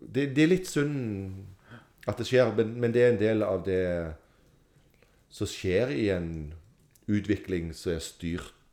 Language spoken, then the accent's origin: Norwegian; Sandnes, Rogaland, Norway; jeg er fra Sandnes